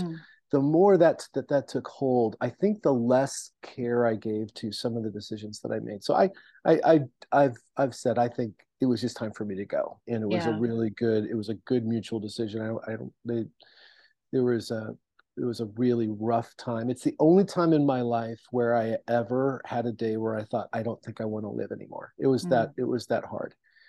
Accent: Seattle, Washington, United States; because I came from Seattle and I came from the church community in Seattle, I knew a lot of people in still that were still in ministry.

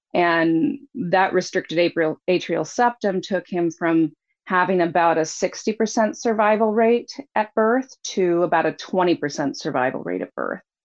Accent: Anchorage, Alaska, United States; I was born, we were both actually born here in Anchorage. I was raised in Anchorage.

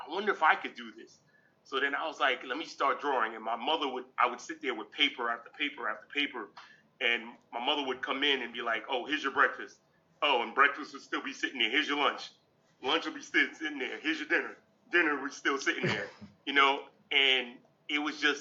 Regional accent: New York City, New York, United States; I was born in Brooklyn, New York. Actually, I'm still in my old neighborhood. So, what's crazy is, I grew up in Brooklyn

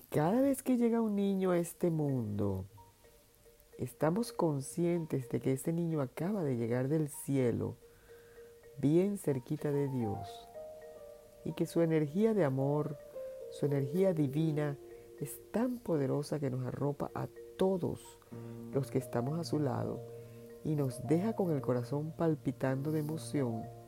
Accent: Venezuela; en Venezuela, donde yo nací

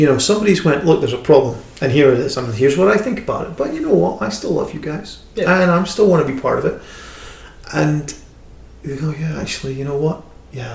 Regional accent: United Kingdom; I'm a British person

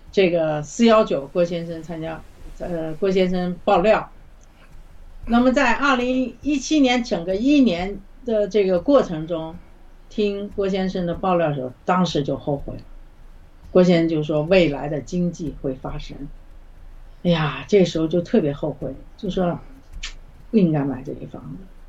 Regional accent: China; moved away as an adult; now in Canada; 因为咱们从小在中共的这个这种邪恶的体制下，无神论的这种这种恶魔的统治下，从来不相信会有

